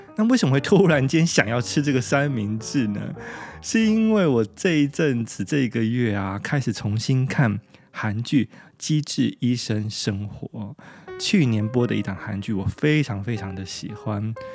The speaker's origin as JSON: {"language": "Chinese", "country": "Taiwan", "said": "我们台湾人"}